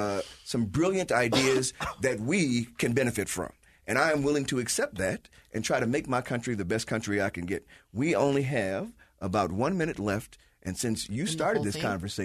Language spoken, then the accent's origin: English; United States; And I'm American. I don't fly a flag.